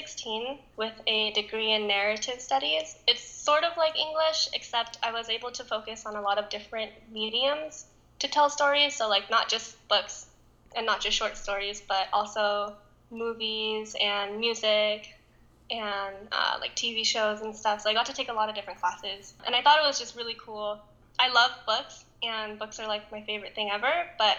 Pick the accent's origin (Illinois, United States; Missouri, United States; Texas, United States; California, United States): California, United States; Southern; I was born and raised in sunny Southern California